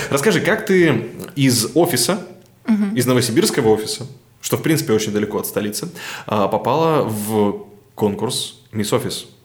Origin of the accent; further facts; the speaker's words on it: Novosibirsk, Novosibirsk Oblast, Russia; все-таки мы из Новосибирска